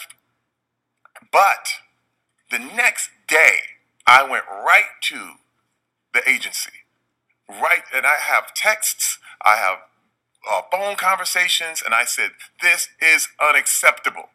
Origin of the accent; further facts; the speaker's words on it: Flint, Michigan, United States; I'm from Flint, Michigan